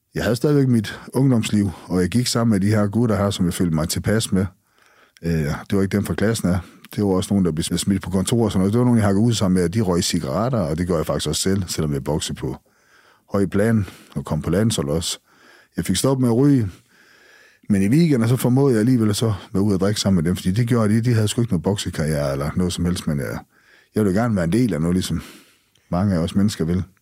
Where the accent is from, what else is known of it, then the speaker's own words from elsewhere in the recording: Skagen, North Denmark Region, Denmark; Jeg er født og opvokset i Skagen